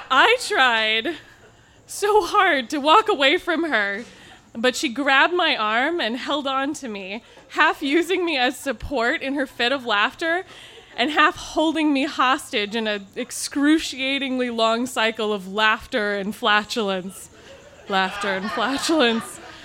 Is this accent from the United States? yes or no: yes; Pacific Northwest, United States; I grew up in the Pacific Northwest